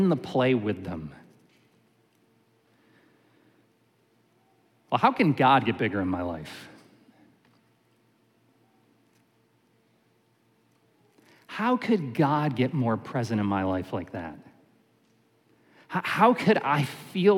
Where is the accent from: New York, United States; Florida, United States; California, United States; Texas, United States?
New York, United States; Syracuse; When I was a kid, I grew up in Syracuse, New York